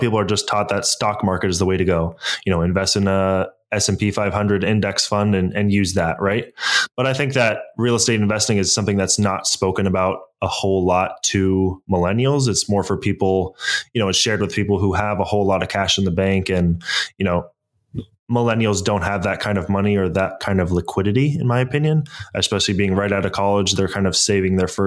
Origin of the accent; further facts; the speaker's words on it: San Francisco, California, United States; also born or lived in Toronto, Canada; So uh, I was born in Toronto, Canada, moved to San Francisco Bay Area in 2000.